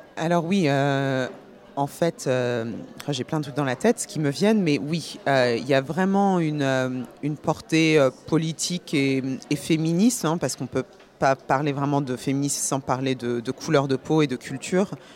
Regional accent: Paris, Île-de-France, France; also born or lived in Guinea / Burgundy; now in New York, United States; je, vis à New York, mais je suis née à Paris

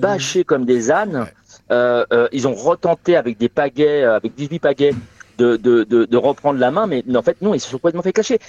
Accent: Asnières-sur-Seine, Île-de-France, France; moved away; also born or lived in Gennevilliers / Saint-Denis; je suis né, euh, Alors, alors je suis parisien, euh, je, suis né euh, à Agnières dans les Hauts-de-Seine

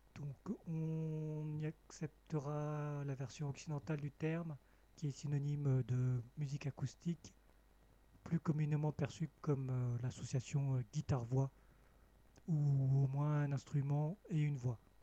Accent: Cambodia; moved away; mon pays natal, le Cambodge

